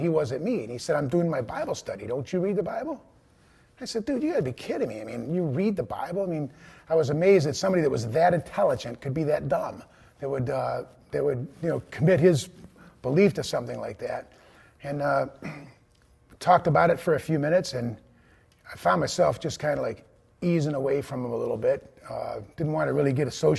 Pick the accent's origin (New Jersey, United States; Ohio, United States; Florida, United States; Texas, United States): Ohio, United States; East Cleveland; I was born in East Cleveland, Ohio, the oldest of three boys, and grew up in a very Catholic home